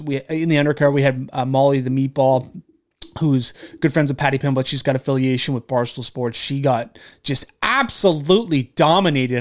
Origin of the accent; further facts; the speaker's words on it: Canada; being a Canadian